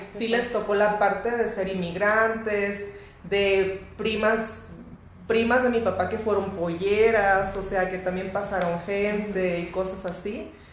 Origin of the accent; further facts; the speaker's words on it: Mexico; yo siendo mexicana